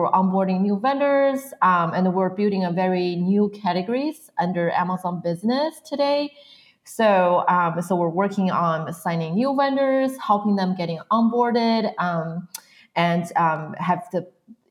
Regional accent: a small town not far from Beijing, northern China, China; moved away as an adult; also born or lived in Pennsylvania, United States / Arizona / Portland / Seattle; now in United States; I was born and raised in China, mainland of China. So I was born from a small town not far from Beijing, so north part of China

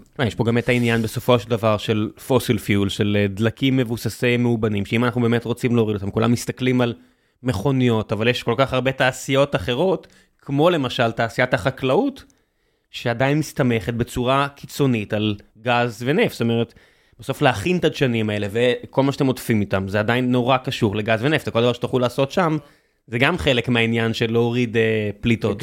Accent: Beersheba, Southern District, Israel; moved away; כבאר שבעי, אני ב- לשעבר, אני תמיד, אתה יודע, כמי שנולד שם

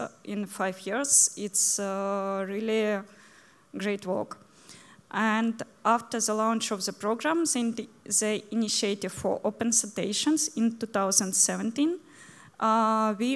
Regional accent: Ukraine; English is a second language

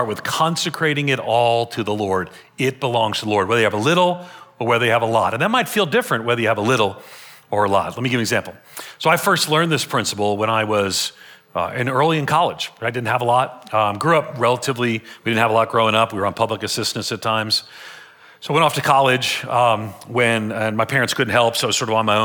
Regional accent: United States; I'm an American

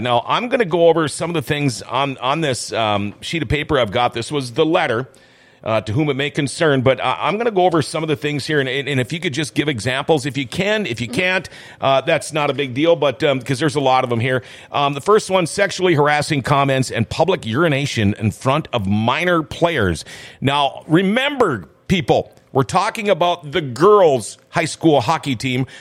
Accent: Thief River Falls, Minnesota, United States; I'm from Thief River Falls

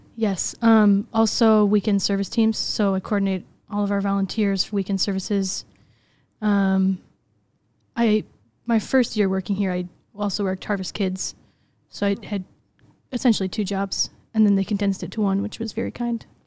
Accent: Des Plaines, Illinois, United States; I grew up in Des Plaines, Illinois

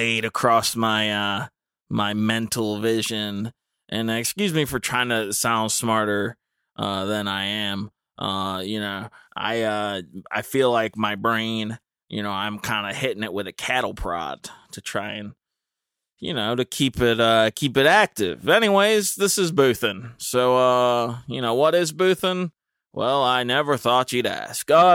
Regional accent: Dudley, North Carolina, United States; I'm from Dudley

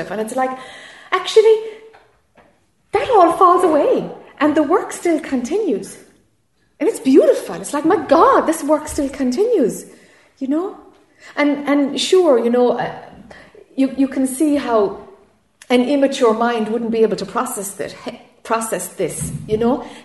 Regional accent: Ireland; now in United States; I'm Irish and I'm living in friggin' Florida.

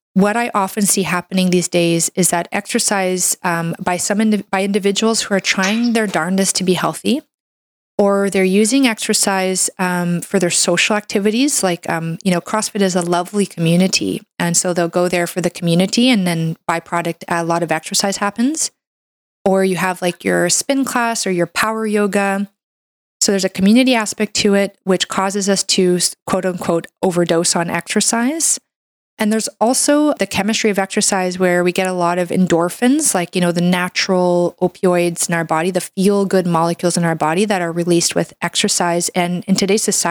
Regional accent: Canada; I'm a Canadian medical doctor

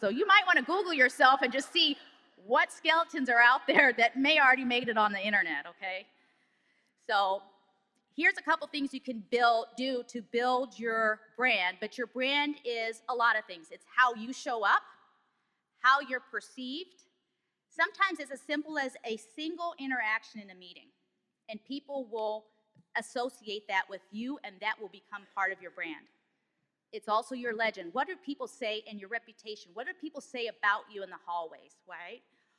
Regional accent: Germany; also born or lived in Oklahoma City; now in Detroit, United States; Although I work here in Detroit in the Motor City, I'm actually from Oklahoma City. I'm really a military brat. And I was actually born and raised in Germany, and then I moved to Oklahoma due to Tinker Air Force Base

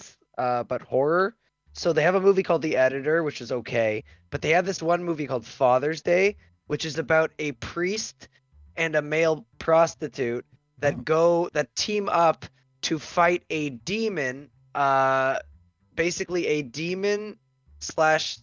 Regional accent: Canada; I'm Canadian

